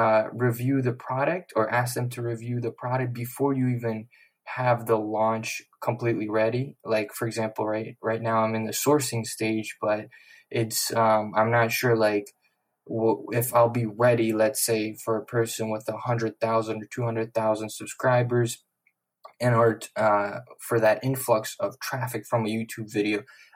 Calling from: West Palm Beach, Florida, United States; I'm shouting out from West Palm Beach, Florida.

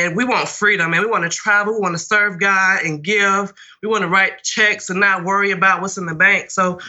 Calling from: Birmingham, Alabama, United States; I'm calling from Birmingham, Alabama.

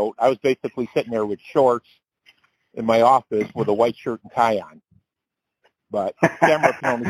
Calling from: Detroit, Michigan, United States; I'm calling from Detroit, Michigan area.

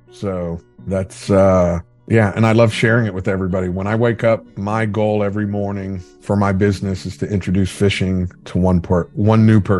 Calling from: West Palm Beach, Florida, United States; Uh, I'm coming at you live from West Palm Beach, Florida.

